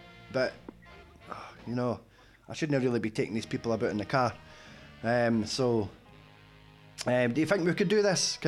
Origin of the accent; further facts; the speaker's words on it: Kirkcaldy, Scotland, United Kingdom; Hey, I'm from Kirkcaldy, and it's a Vauxhall Astra.